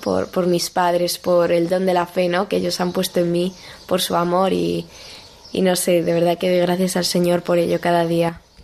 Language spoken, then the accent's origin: Spanish; Madrid, Community of Madrid, Spain; soy de Madrid, vivo en Boadilla del Monte